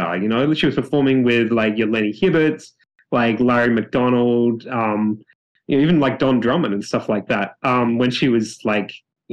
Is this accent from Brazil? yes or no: no; Australia; born or raised there; moved away